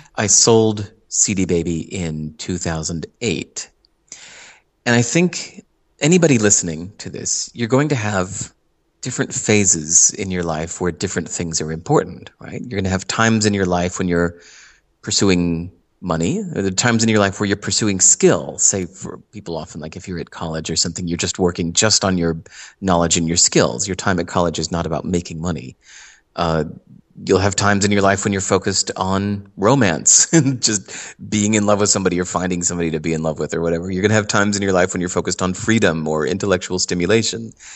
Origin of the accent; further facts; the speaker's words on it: Hinsdale, Illinois, United States; moved away as an adult; also born or lived in New York City; now in Santa Monica, United States; I grew up in Hinsdale, Illinois